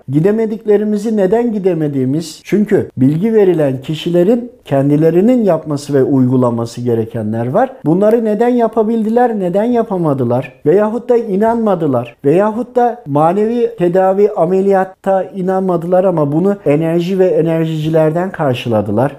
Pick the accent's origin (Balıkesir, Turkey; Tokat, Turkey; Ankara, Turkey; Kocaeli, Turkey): Tokat, Turkey; now in Istanbul, Turkey; Tokat doğumluyum. İstanbul'da yaşıyorum.